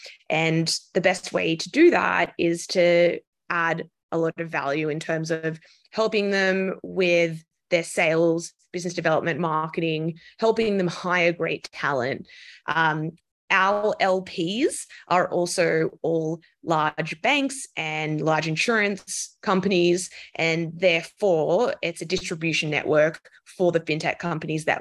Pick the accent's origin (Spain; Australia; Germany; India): Australia; moved away as an adult; also born or lived in London; now in New York City, United States; I'm Australian, so I worked for the big banks in Australia, CBA and Westpac